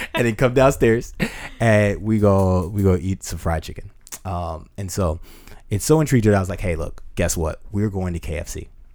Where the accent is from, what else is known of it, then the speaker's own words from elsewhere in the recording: United States; as an American